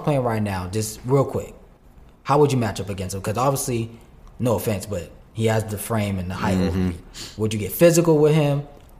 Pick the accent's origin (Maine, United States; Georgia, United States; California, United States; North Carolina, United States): Georgia, United States; I'm from Georgia, just like you.